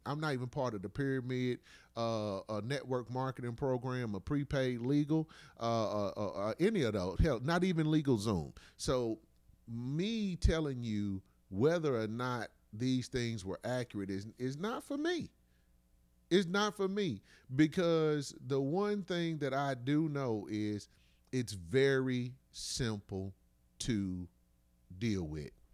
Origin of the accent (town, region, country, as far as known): United States; born or raised there